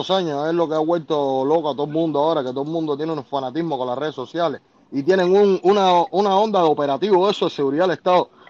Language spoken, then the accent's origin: Spanish; Cuba; forma parte de, lo que, de lo que vivimos como cubanos